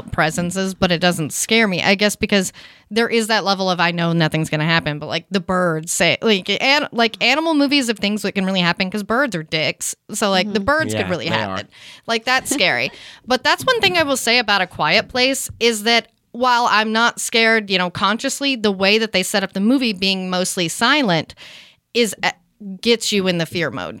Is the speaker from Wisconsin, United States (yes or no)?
no; East Texas, United States; moved away as an adult; also born or lived in Dallas; now in Los Angeles, United States; I grew up in East Texas where we really did have alligators in the lake